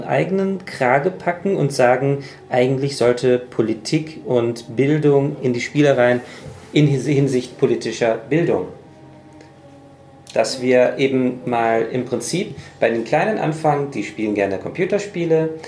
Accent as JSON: {"language": "German", "country": "United States", "said": "Und ich bin Amerikaner."}